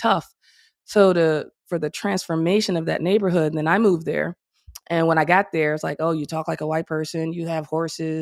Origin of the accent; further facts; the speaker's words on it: Memphis, Tennessee, United States; moved away as an adult; also born or lived in Chicago, Illinois / California; Moved to Memphis. Graduated high school there.